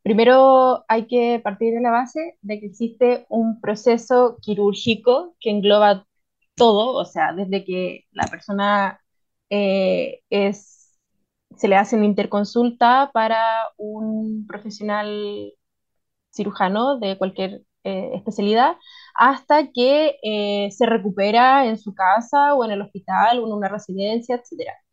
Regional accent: Santiago, Santiago Metropolitan Region, Chile; moved away as an adult; now in Ancud, Chile; a mí me cachan al tiro que vengo de Santiago

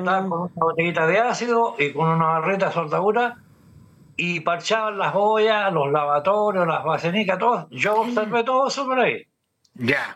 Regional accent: Santiago, Santiago Metropolitan Region, Chile; also born or lived in Peñalolén; Yo recuerdo cuando niño también veía por Guillermo Man para allá, eh, de Pedro al día hacia abajo

